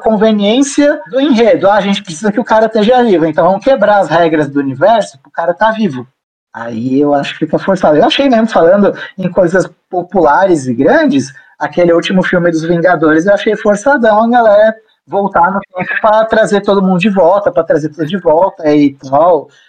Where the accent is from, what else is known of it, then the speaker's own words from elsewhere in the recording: Brazil; sendo brasileiro